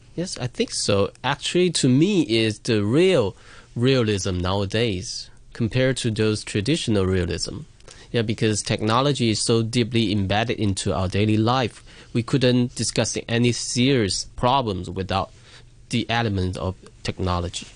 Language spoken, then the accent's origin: English; Shantou, Guangdong, China; my hometown, Shantou